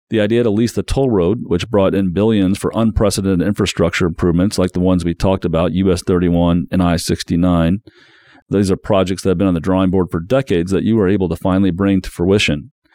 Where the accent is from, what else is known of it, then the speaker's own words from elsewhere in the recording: South Bend, Indiana, United States; moved away; my hometown of South Bend